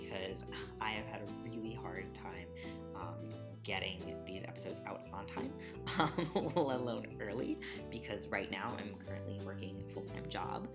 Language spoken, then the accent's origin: English; United States; growing up in America with conservative parents